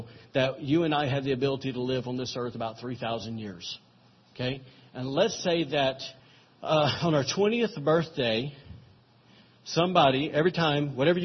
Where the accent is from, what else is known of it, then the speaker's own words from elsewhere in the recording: Alabama, United States; I'm from Alabama